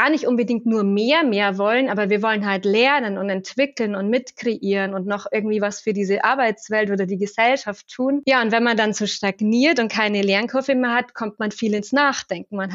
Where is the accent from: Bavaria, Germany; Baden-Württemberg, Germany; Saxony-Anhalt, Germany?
Bavaria, Germany; Regensburg; Ich bin aufgewachsen in Regensburg und habe dann gestartet bei Siemens ganz klassisch ähm, kaufmännische Ausbildung